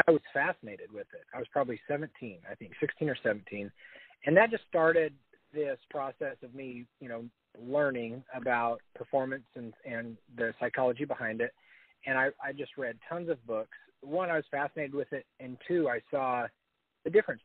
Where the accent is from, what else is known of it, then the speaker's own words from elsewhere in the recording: Northeast Colorado, United States; I grew up in Northeast Colorado